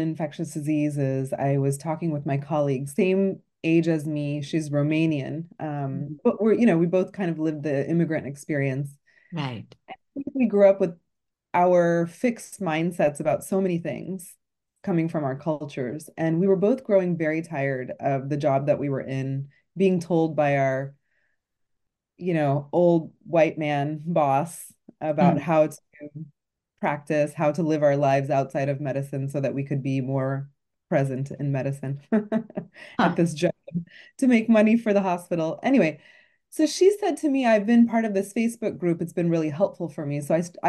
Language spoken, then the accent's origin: English; Houston, Texas, United States; Houston, Texas.